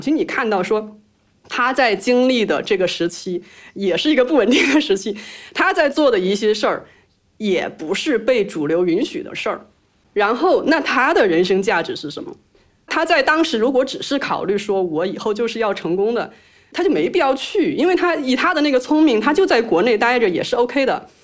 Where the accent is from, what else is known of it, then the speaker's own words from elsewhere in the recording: China; 我们中国人